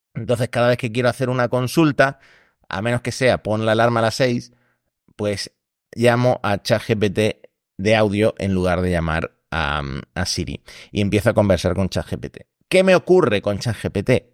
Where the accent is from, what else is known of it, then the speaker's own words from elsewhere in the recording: Argentina; now in Spain; soy argentino, pero llevo demasiado tiempo viviendo en España